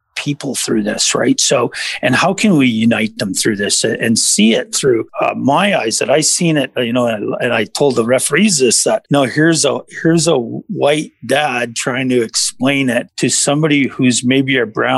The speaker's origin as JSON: {"language": "English", "region": "Saskatchewan", "country": "Canada", "said": "I'm from Saskatchewan"}